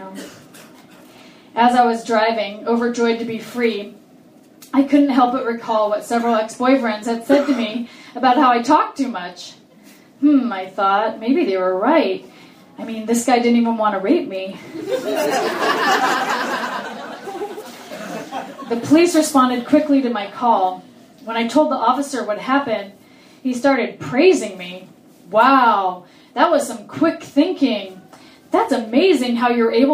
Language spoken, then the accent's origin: English; Orange County, California, United States; I grew up in Orange County